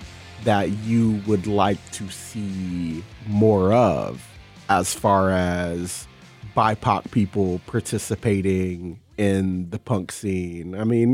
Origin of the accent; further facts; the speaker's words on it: North Carolina, United States; now in Seattle, United States; I came from North Carolina, where nobody I knew who was black listened to this music